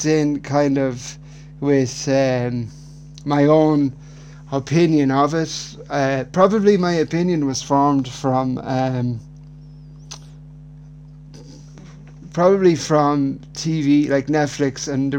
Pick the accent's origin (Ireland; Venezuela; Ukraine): Ireland; growing up in Ireland in the 90s, I was born in 1992